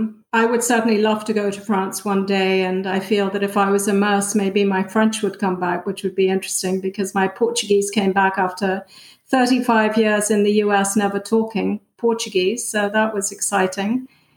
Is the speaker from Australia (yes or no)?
no; United Kingdom; If anything, I guess I would say that I'm British, but I don't fit in Britain either.